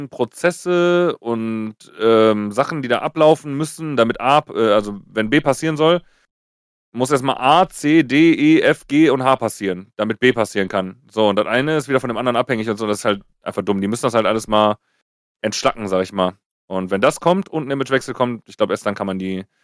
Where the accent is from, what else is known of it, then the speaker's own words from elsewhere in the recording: Oberhausen, North Rhine-Westphalia, Germany; Ich habe dann gesagt, ich komme aus Oberhausen, ne? Also Oberhausen ist eine 240.000